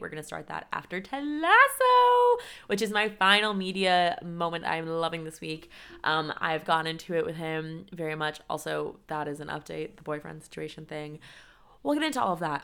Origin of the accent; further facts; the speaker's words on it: San Diego, California, United States; moved away as an adult; also born or lived in Connecticut / Colorado; now in Chicago, United States; I am previously from San Diego, California, and I went to school in Colorado.